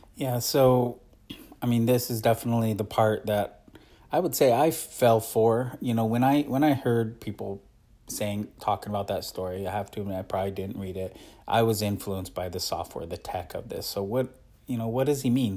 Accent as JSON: {"language": "English", "region": "Oregon", "country": "United States", "tie": "born or raised there", "said": "where I grew up in Oregon"}